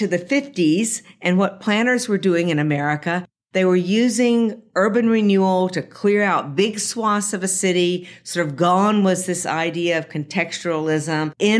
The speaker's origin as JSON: {"language": "English", "town": "Jackson", "region": "Mississippi", "country": "United States", "tie": "born or raised there", "said": "I grew up in Jackson, Mississippi, and we did not have a professional sports franchise in Mississippi."}